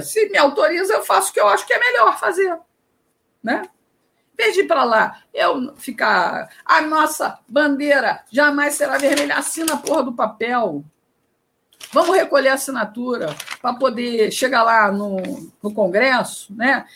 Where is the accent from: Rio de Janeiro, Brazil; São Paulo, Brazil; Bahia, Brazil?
Rio de Janeiro, Brazil; moved away as an adult; now in Ceará, Brazil; apesar de morar no Ceará desde 2002, eu sou carioca, fui repórter por 20 anos no Rio de Janeiro